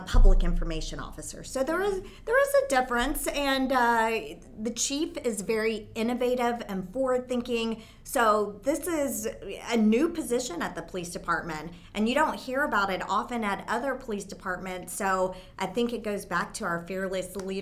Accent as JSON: {"language": "English", "region": "Texas", "country": "United States", "tie": "born or raised there", "also_born_or_lived": "California", "moved": "yes", "said": "I was born here in Texas. And so I came back to Texas"}